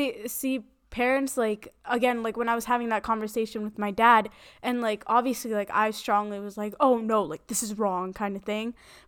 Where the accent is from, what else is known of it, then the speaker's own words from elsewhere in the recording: South India, India; I'm a girl, I'm South Indian.